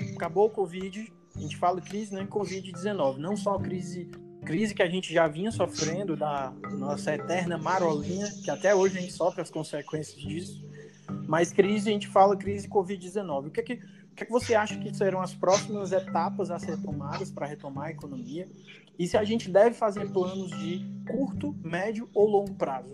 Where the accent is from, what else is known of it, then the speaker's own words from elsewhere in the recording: Fortaleza, Ceará, Brazil; nós somos de Fortaleza